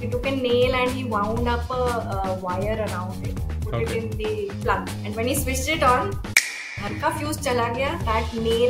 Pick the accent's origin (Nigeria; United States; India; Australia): India; also born or lived in Chennai / Hyderabad / Secunderabad; I grew up all over India. So my father was in a transferable job. So I changed around 14 schools in 12 years. So I've stayed from JNK to the south, Chennai. I did my 10th, 11th, 12th in Hyderabad.